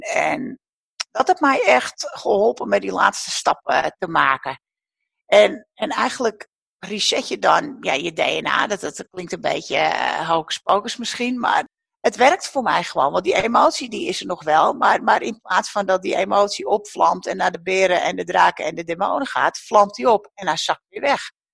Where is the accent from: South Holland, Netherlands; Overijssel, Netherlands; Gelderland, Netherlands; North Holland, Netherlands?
North Holland, Netherlands; the mainland opposite Texel; aan de vaste wal een winkel mocht komen op de plek waar ik, eh, nou ja, de buurt waar ik ben opgegroeid